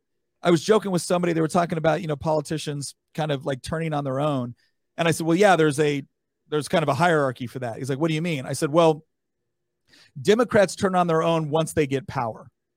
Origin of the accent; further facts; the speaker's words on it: California, United States; I was born and raised in California.